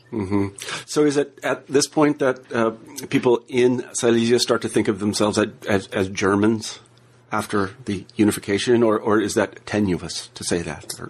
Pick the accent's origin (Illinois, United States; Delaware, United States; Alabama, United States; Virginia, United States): Alabama, United States; moved away; I'm from Alabama. Actually, I was born there.